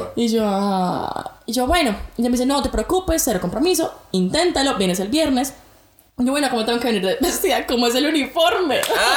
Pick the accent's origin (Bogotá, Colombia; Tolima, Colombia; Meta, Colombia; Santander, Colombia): Bogotá, Colombia; accent: rolo; moved away as an adult; now in Brisbane, Australia; colombiana, de Bogotá, Colombia. Bueno, ustedes saben que Colombia tiene muchísimos acentos y pues nada, rola, rola.